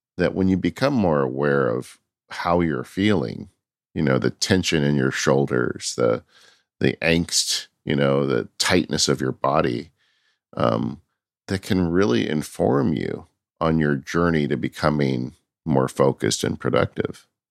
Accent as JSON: {"language": "English", "region": "California", "country": "United States", "said": "I'm from California"}